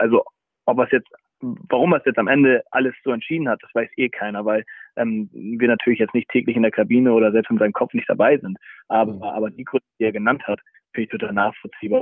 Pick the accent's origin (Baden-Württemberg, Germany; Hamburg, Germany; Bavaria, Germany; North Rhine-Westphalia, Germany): Hamburg, Germany; ich bin äh, Hamburger durch und durch.